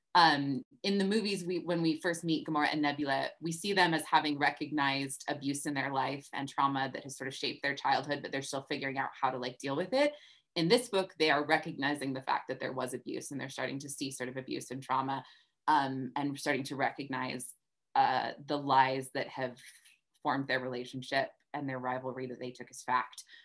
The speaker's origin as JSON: {"language": "English", "region": "the American West", "country": "United States", "tie": "born or raised there", "said": "I grew up in the West"}